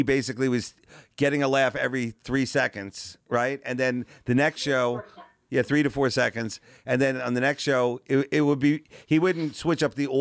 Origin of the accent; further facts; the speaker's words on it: Long Island, New York, United States; I grew up on Long Island.